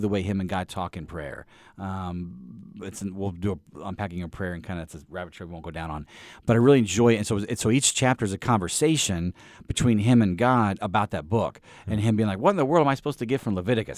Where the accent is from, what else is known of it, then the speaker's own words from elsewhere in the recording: East Peoria, Illinois, United States; I grew up in Illinois